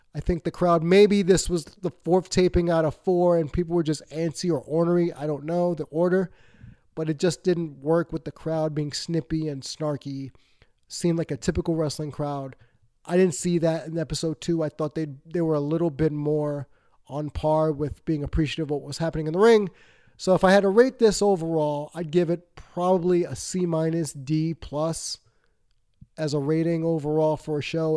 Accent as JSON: {"language": "English", "region": "Northeast", "country": "United States", "said": "I'm from the Northeast"}